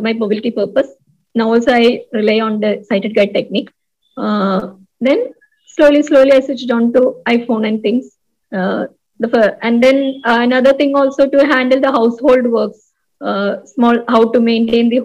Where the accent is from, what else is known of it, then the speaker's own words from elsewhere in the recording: Koyilandy, Kerala, India; my hometown is in a remote place known as Koyilandi.